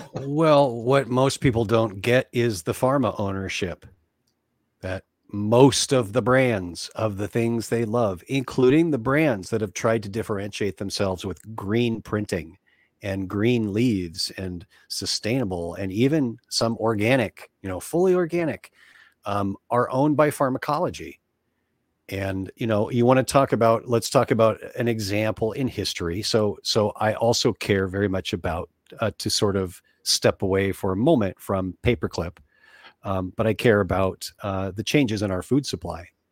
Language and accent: English; United States; as American kids, grew up immersed in the techniques